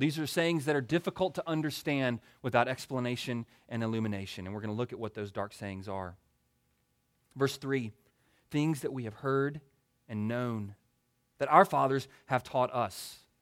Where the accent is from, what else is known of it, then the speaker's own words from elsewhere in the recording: Baton Rouge, Louisiana, United States; moved away; also born or lived in Greenville, South Carolina; I was born and reared in Baton Rouge, Louisiana. So I grew up eating the best food on earth